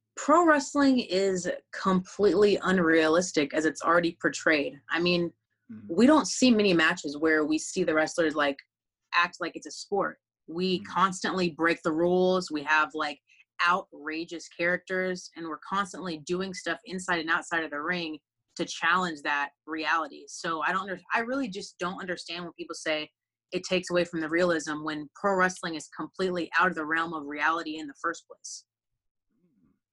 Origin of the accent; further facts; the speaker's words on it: Texas, United States; I grew up on the Texas independent scene